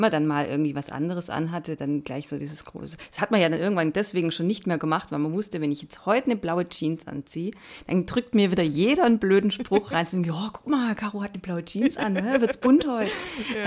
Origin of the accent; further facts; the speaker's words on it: Baden-Württemberg, Germany; accent: Baden-Württemberg dialect; also ich hause ja in Baden-Württemberg, wie man eventuell hören kann. Ich entschuldige mich schon mal für meinen Dialekt